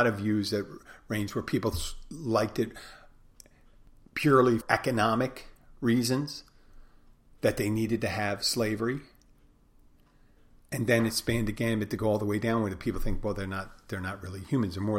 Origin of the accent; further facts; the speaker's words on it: Pennsylvania, United States; my home state of Pennsylvania